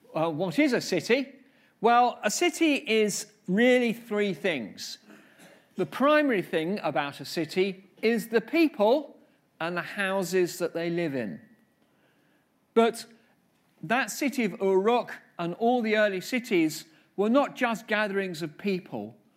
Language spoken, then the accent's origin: English; London, United Kingdom; moved away as an adult; also born or lived in Finchley / Harrow / Kilburn; now in Bath, United Kingdom; I was born in Finchley, and Margaret Thatcher was my M P, and I then lived in Harrow for a long time, and more recently lived in Kilburn. So I am definitely a Londoner, born and bred in London